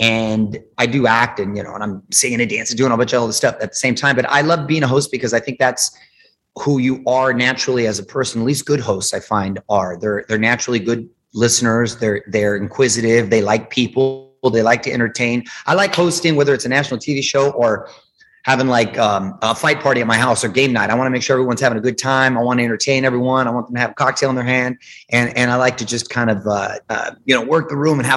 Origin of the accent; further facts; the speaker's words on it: Chula Vista, California, United States; I grew up in Chula Vista, which is the border town to Tijuana